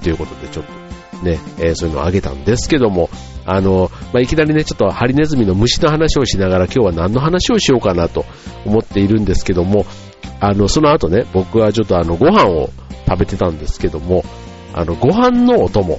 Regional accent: Kansai, Japan; 関西出身

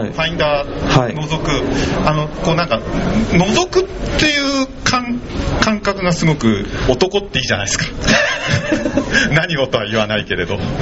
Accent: Urayasu, Chiba, Japan; accent: Urayasu dialect; 自分のルーツはこう浦安弁喋って、はい、ねあのー、まあ典型的なね浦安の兄ちゃんで

